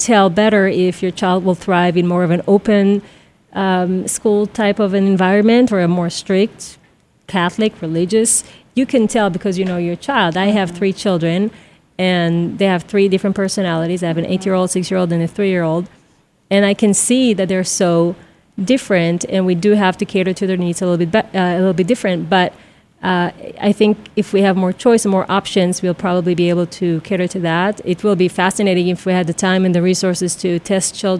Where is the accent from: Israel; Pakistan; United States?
Israel; moved away; I'm from Israel, so I would come home, throw my backpack, leave the house until some mother would scream at one of us